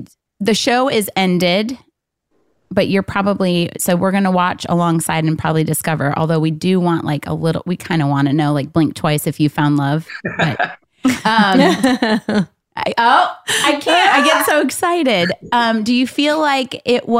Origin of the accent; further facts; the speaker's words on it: Saline, Michigan, United States; I grew up in a predominantly farm town, Saline, Michigan